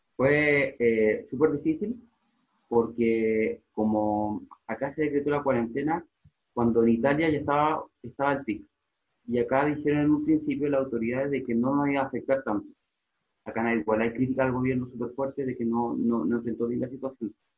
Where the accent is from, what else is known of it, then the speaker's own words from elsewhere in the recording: Chile; moved away as an adult; now in Madrid, Spain; yo vengo de Chile